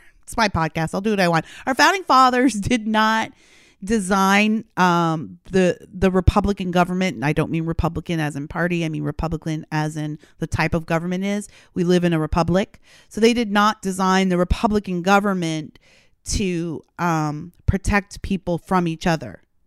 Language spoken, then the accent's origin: English; Canada; now in United States; I'm a Canadian by birth, so Canada's a Commonwealth country